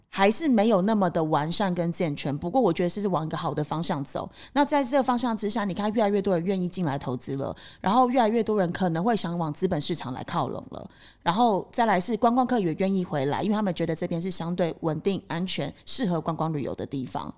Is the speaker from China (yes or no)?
no; Taiwan; now in Cambodia; 我台湾人